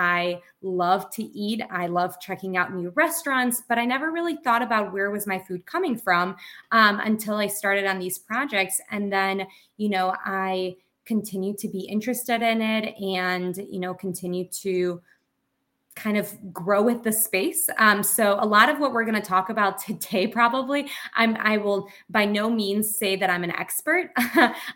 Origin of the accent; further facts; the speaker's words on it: Bulgaria; I grew up in Bulgaria.